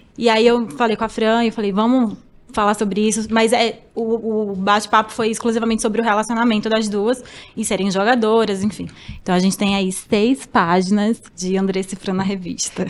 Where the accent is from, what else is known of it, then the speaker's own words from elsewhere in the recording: Alagoas, Brazil; moved away; eu sou de Alagoas